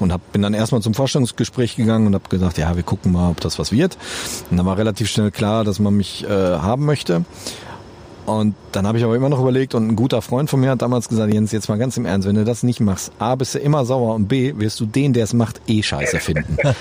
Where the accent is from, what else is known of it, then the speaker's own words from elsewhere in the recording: Holzwickede, North Rhine-Westphalia, Germany; ich kam aus Holzwickede, das ist hier so ein kleines Kaff. Wir sind in Unna zur Schule gegangen